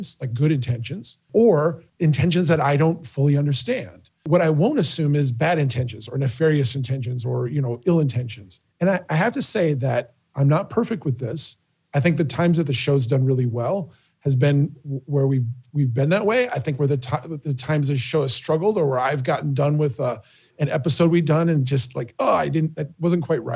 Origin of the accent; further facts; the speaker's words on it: Minnesota, United States; growing up in Minnesota, growing up here